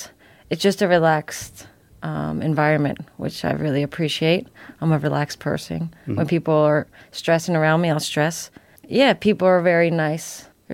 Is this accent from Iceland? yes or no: yes; Iceland; English is a second language; moved away as an adult; also born or lived in United States; now in Adelaide, Australia; I only lived in America for 6 years, then I moved mm-hmm. back to Iceland. I think growing up in Iceland, it's amazing. It's such a safe country, so you have so much freedom.